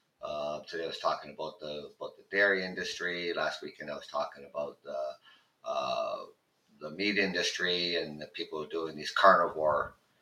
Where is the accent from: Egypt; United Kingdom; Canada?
Canada; I'm from Canada.